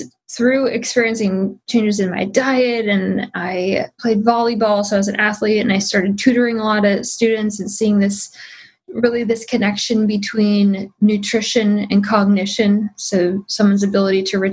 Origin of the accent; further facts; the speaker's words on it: Midwest, United States; I grew up in the Midwest